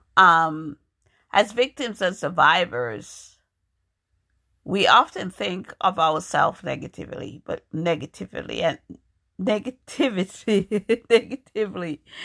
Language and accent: English; New York, United States; moved away as an adult; also born or lived in Jamaica; now in Massachusetts, United States; I was born in Jamaica. I grew up in New York